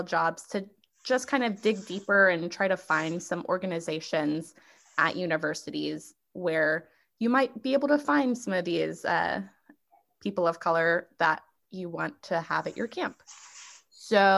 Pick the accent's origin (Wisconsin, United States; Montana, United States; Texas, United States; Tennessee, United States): Texas, United States; I am from Texas. That's where I'm going to school and have been living for the past, you know, 10 years or so.